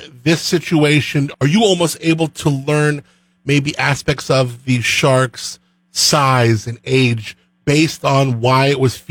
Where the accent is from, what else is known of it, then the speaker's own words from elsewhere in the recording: Southern California, United States; also born or lived in Central Coast, California; growing up in Southern California, we go to Malibu, Zuma